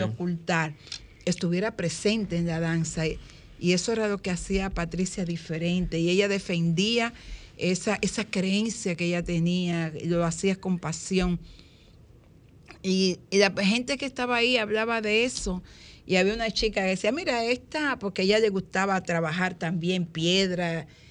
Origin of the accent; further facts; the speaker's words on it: Dominican Republic; raíces de lo que somos como dominicanos